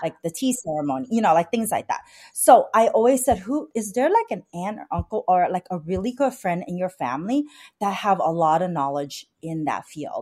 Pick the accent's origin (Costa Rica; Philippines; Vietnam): Vietnam; now in San Gabriel Valley, United States; I was like born, I was born in Vietnam. My parents are Chinese descendant in Vietnam